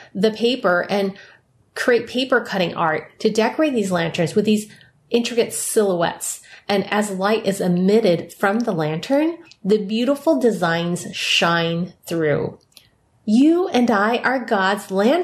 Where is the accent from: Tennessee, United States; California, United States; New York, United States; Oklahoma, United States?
California, United States; San Francisco; San Francisco Chinatown, where I was born